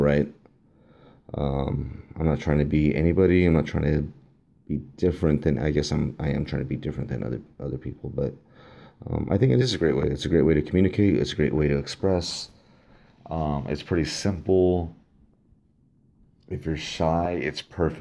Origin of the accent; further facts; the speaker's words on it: Los Angeles, California, United States; also born or lived in Downey, California; I believe I was born in Downey, at Downey Hospital. I was raised in El Sereno.